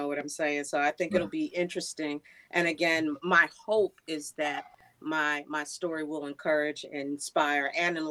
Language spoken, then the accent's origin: English; New York City, New York, United States; I am from Queens, New York. A few minutes from the Belmont Racetrack is where I grew up.